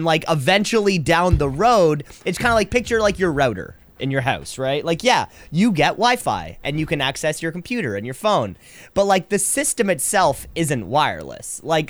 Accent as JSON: {"language": "English", "town": "Kitchener", "region": "Ontario", "country": "Canada", "said": "I am from Kitchener is one of the youngest cities, one of the newest cities."}